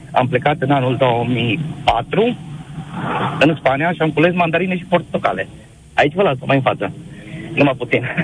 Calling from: Cluj-Napoca, Cluj County, Romania; vă sunt din Cluj, de pe taxi, sunt taximetrist astăzi.

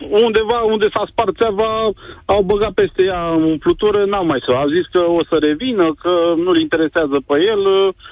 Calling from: Prahova, Romania; Prahova, o comuna Pădenii Noi.

